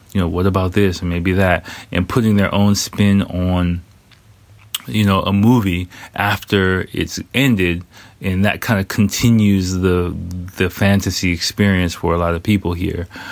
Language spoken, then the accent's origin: English; United States; I'm American